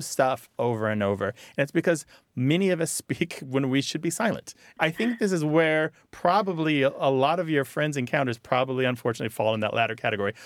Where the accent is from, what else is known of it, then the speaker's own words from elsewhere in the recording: United States; accent: American; also born or lived in France; my American accent